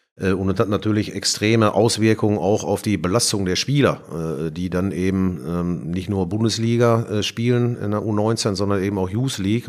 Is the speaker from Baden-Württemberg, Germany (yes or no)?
no; Bochum, North Rhine-Westphalia, Germany; accent: Ruhrpott; moved away as an adult; now in Frankfurt, Germany; Ich bin in, in Bochum geboren bin da aufgewachsen, zur Schule gegangen, habe da studiert